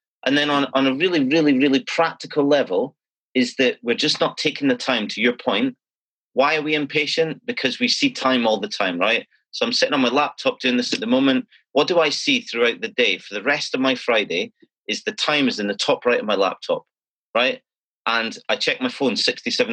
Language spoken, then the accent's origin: English; Scotland, United Kingdom; as a Scottish person